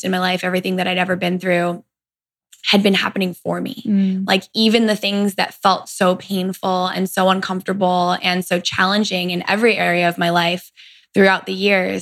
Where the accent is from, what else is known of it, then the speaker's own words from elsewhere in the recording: Greenwich, Connecticut, United States; also born or lived in Virginia; I grew up on the East Coast in Greenwich, Connecticut